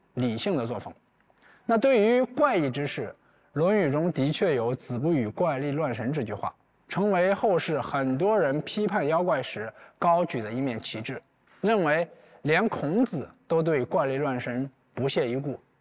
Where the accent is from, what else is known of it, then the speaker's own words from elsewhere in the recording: Lingbi, Anhui, China; 我出生在安徽灵璧，自幼在乡村长大